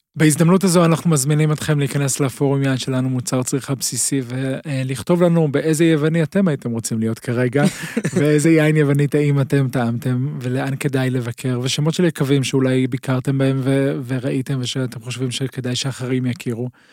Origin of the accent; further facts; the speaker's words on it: Israel; נוח לנו כישראלים